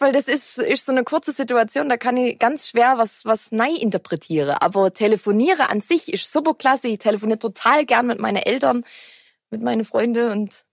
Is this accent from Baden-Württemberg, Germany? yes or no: yes; Black Forest, Baden-Württemberg, Germany; bei uns im Schwarzwald ist eine Decke ein Teppich